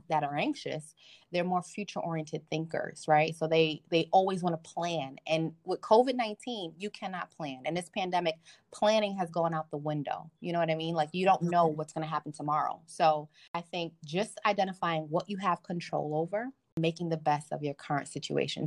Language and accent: English; Nigeria; I'm Nigerian